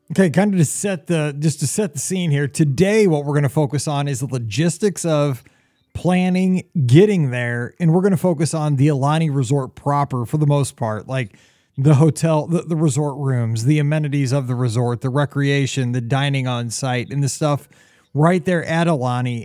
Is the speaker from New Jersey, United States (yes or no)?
no; Missouri, United States; I'm from Missouri